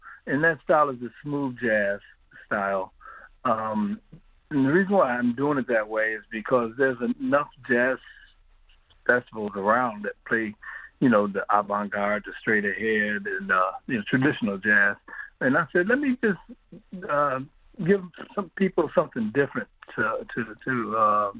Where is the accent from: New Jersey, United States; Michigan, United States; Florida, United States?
Michigan, United States; Ypsilanti; I'm born and raised in Ypsilanti